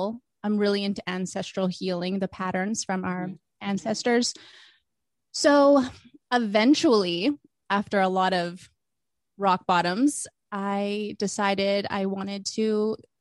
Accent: Vancouver, British Columbia, Canada; moved away as an adult; now in Los Angeles, United States; I am originally from Vancouver

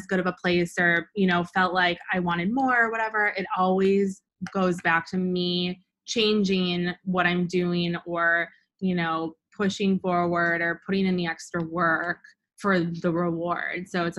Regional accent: Midwest, United States; And then I think because I'm from the Midwest, like I feel like I'm nice.

